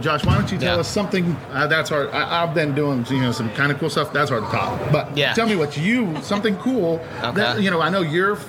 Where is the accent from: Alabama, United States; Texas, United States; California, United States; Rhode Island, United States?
Texas, United States; San Antonio; And I'm from San Antonio, right? North mm-hmm. of San Antonio.